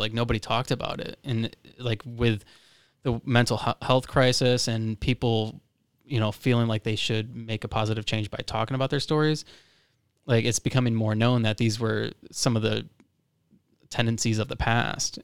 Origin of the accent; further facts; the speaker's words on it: Florida, United States; moved away; I'm from Florida